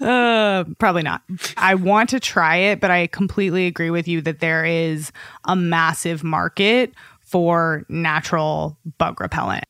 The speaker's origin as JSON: {"language": "English", "town": "Austin", "region": "Texas", "country": "United States", "said": "I'm from Austin, and we have a ton of mosquitoes, too"}